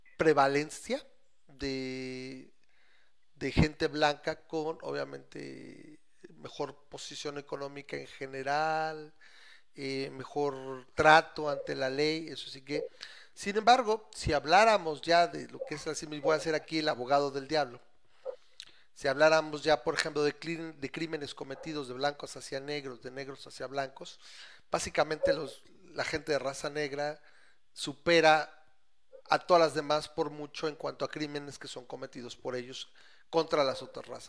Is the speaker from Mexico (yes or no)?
yes; Mexico; educado en México